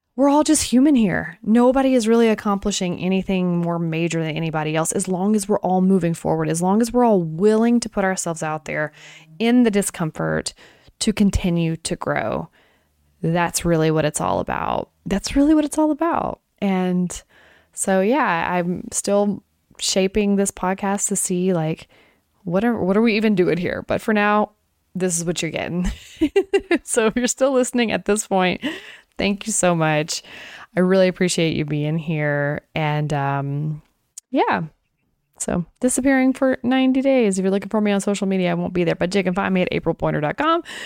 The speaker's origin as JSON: {"language": "English", "region": "Tennessee", "country": "United States", "tie": "born or raised there", "also_born_or_lived": "Oklahoma", "said": "I've been in Tennessee since I was three, from Oklahoma, born in Oklahoma and moved here"}